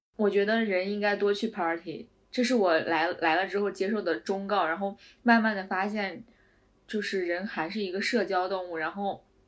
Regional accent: China; now in Vienna, Austria; 我是中国人

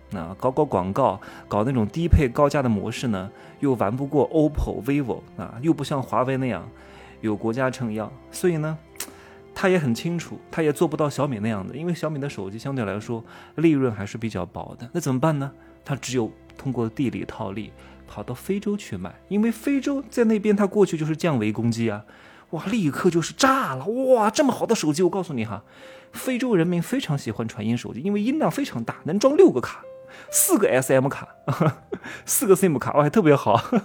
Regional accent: China; 我也是中国的男人

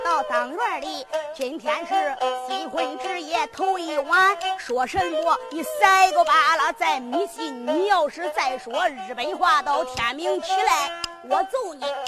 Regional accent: Henan, China; 咱说一段俺河南商丘的事

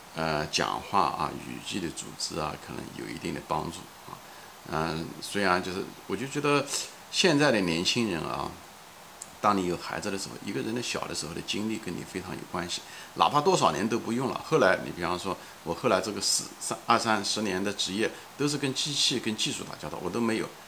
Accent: China; moved away as an adult; now in United States; 毕竟离中国已，毕竟离开了几十年啊，也没有机会太多地说中文

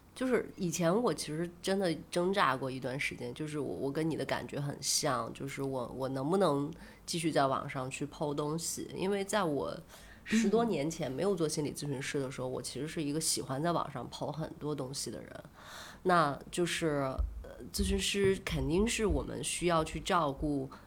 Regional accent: Shandong, China; 而且是用我们山东话去讲的

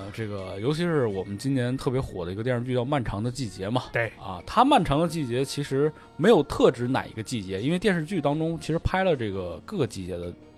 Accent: Northeast China, China; moved away; 我们作为一个东北人

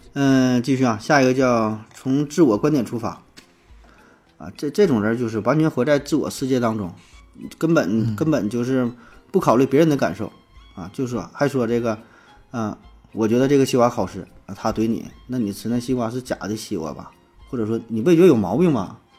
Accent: Northeast China, China; 咱是东北人

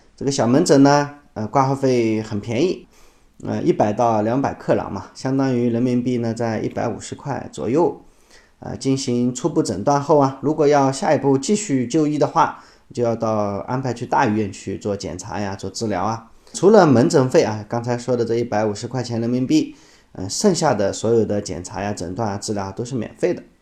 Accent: China; 我们中国人呢，历来啊，就是这么多年了，都失去了宗教信仰

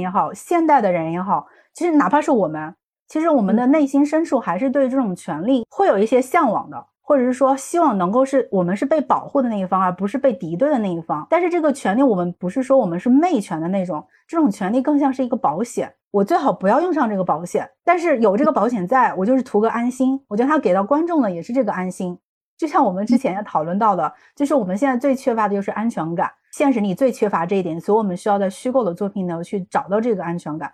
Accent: China; 我们作为中国人，一贯以来的就是还是希望能够有一个青天大老爷

